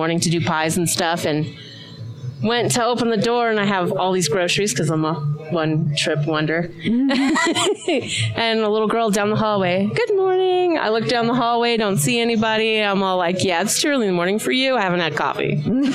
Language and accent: English; New York City, New York, United States; moved away as an adult; also born or lived in Arizona; now in Utah, United States; I'm from New York